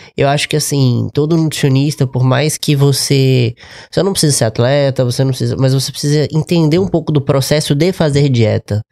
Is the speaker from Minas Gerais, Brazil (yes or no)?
yes; Juiz de Fora, Minas Gerais, Brazil; moved away; also born or lived in Lagoa Santa; eu sou de Juiz de Fora